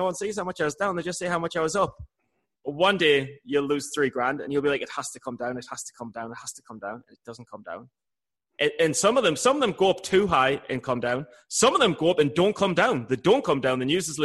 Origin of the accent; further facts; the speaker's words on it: England, United Kingdom; I'm from England.